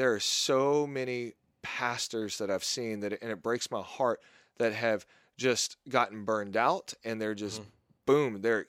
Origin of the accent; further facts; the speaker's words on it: Southern US, United States; And a lot of people that I grew up with, and maybe this is because I grew up in the South, were burned by those types of churches.